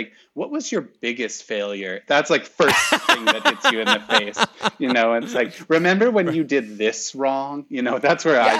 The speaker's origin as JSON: {"language": "English", "region": "Midwest", "country": "United States", "said": "Like I did the nod because I'm from the Midwest. You know the Midwestern nod, hello."}